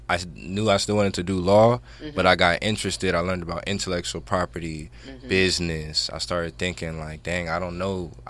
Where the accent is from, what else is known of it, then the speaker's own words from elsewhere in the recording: Cerritos, California, United States; No, I'm from Cerritos.